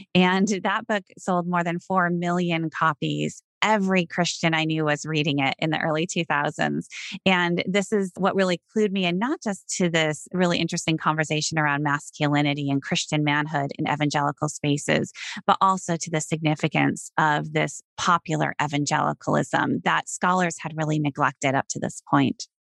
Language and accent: English; Sioux Center, Iowa, United States; I grew up in Sioux Center, Iowa, a small town in Northwest Iowa.